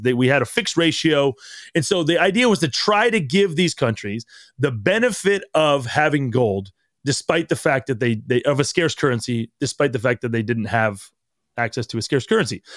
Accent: United States; we as growing up in America

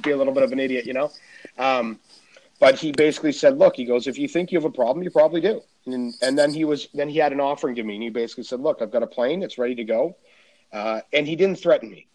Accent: Canada; I'm Canadian

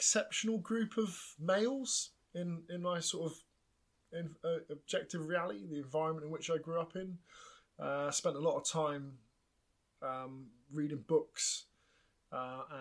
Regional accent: Plymouth, South West England, United Kingdom; I grew up in Plymouth, a big naval town.

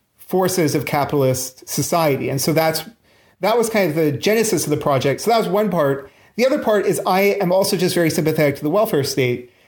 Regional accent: Canada; now in London, United Kingdom; I'm actually Canadian

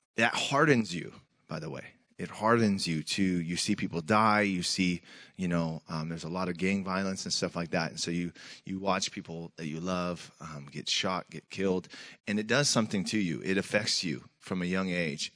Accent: Tacoma, Washington, United States; I grew up in Tacoma, Washington, middle child of eleven

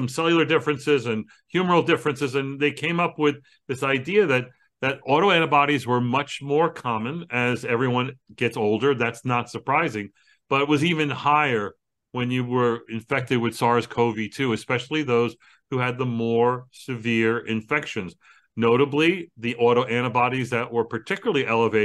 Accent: New York City, New York, United States; I'm from Brooklyn

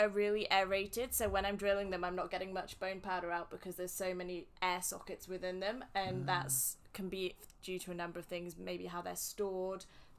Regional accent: England, United Kingdom; I'm from England.

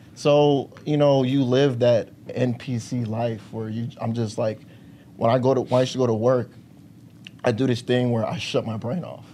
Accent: Park Forest, Illinois, United States; I was born in Park Forest, Illinois

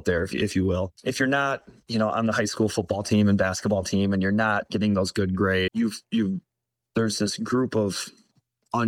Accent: Baraboo, Wisconsin, United States; Born and raised in Baraboo. One of those people that never really left home

